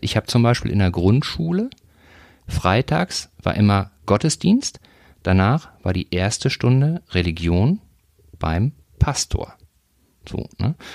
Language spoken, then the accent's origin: German; North Rhine-Westphalia, Germany; moved away; ich komme ursprünglich aus Nordrhein-Westfalen, war also, bin aufgewachsen ein bisschen dichter an, an Gladbach als